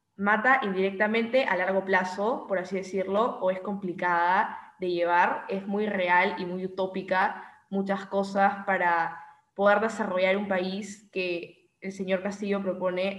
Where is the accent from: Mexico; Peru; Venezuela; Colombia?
Peru; nos preocupan como peruanos